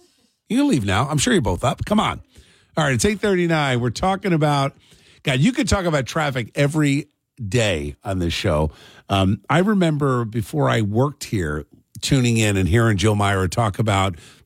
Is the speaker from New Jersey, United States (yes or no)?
yes; Cherry Hill, New Jersey, United States; also born or lived in Camden, New Jersey; I grew up in Cherry Hill. I was born in Camden